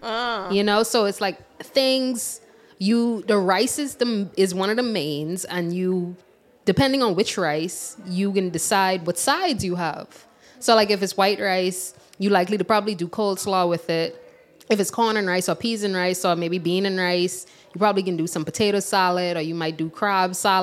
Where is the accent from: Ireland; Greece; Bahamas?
Bahamas; moved away as an adult; now in Fayetteville, United States; I am a student at the U of A, and I'm from the Bahamas.